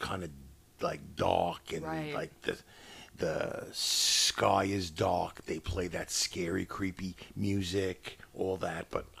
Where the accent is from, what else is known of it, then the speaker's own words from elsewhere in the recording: New York City, New York, United States; moved away; we are originally from New York City.